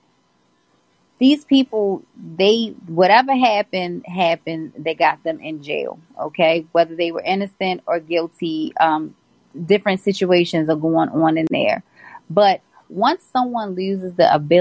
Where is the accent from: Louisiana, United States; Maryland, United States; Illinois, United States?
Maryland, United States; Baltimore; I'm from Baltimore City.